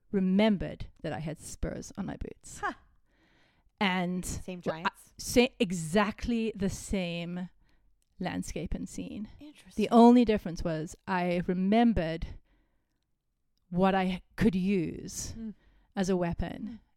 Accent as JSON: {"language": "English", "town": "Cape Town", "region": "Western Cape", "country": "South Africa", "said": "But I'm from Cape Town. So if you've been to Cape Town, then you know that."}